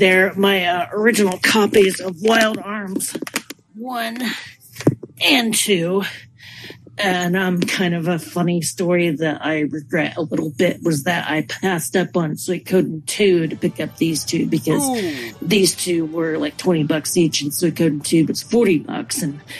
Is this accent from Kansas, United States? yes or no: yes; Wichita, Kansas, United States; my hometown of Wichita